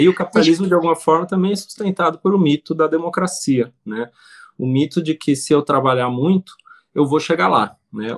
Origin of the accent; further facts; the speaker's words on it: Brazil; a nossa realidade como brasileiros